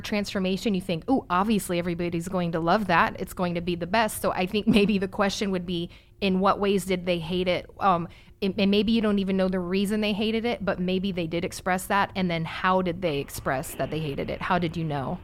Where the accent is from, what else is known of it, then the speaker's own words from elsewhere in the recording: Virginia Beach, Virginia, United States; We grew up in Virginia Beach.